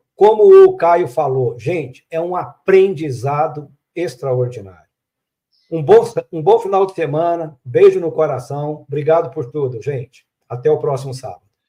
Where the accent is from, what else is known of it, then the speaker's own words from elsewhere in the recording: Minas Gerais, Brazil; Como um bom mineiro